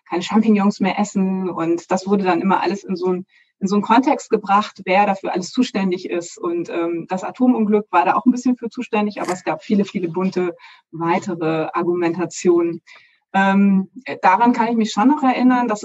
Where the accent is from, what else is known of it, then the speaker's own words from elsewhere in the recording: North Rhine-Westphalia, Germany; Ähm, ich komme aus dem Ruhrgebiet und ich weiß, ähm, dass es da unendliche Mythen gab, wieso das passiert ist.